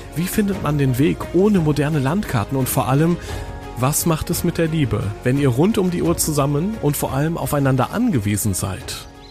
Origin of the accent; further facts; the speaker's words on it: North Rhine-Westphalia, Germany; ich komme ja aus Ostwestfalen